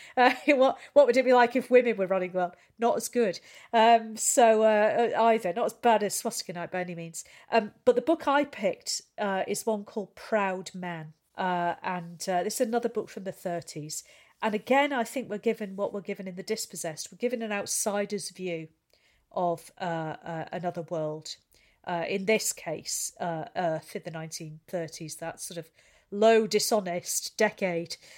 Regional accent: St Helens, North West England, United Kingdom; I'm from Saint Helens. I just work in outer

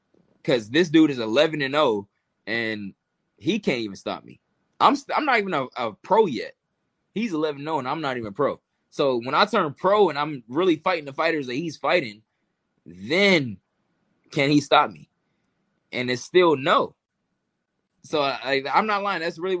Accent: Atlanta, Georgia, United States; And I was from Atlanta. I'm from the South. I'm a country boy compared to them.

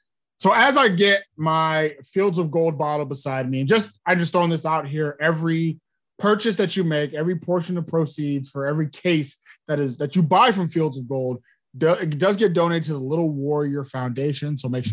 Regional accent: Houston, Texas, United States; I grew up in the Houston area

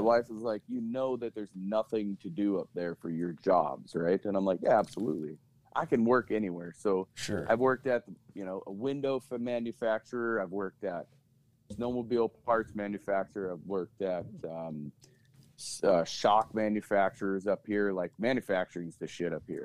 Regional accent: Mitchell, South Dakota, United States; also born or lived in Twin Cities, Minnesota; now in Roseau, United States; I'm originally from Mitchell, South Dakota

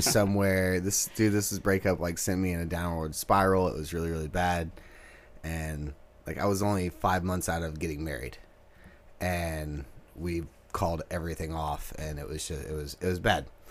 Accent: Texas, United States; moved away as an adult; now in Nashville, United States; We're from Texas

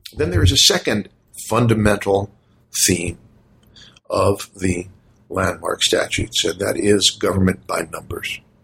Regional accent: United States; as an American citizen

